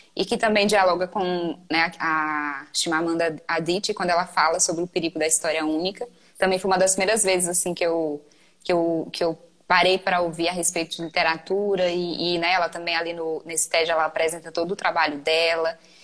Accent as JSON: {"language": "Portuguese", "region": "Maranhão", "country": "Brazil", "said": "Eu sou maranhense"}